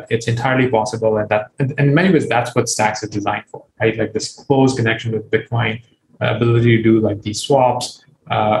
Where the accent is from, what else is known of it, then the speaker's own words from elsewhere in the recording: Pakistan; moved away; I grew up in Pakistan